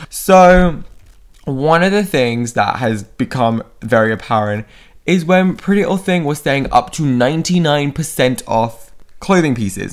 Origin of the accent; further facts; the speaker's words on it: United Kingdom; I'm British also